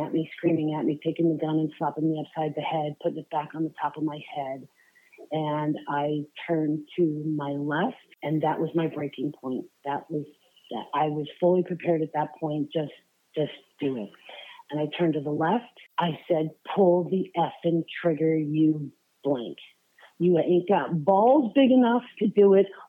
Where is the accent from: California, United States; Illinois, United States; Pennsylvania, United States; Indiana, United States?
Pennsylvania, United States; Allentown; moved away as an adult; also born or lived in Florida; now in Knoxville, United States; I spent 26 years in um, Pennsylvania, just outside of Philly, Allentown